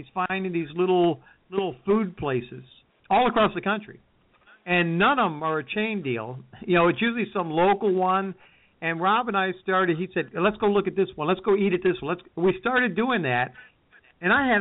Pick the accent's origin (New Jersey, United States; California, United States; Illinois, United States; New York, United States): New York, United States; Herkimer; when I grew up in Herkimer, we had Angelo's Sunoco Station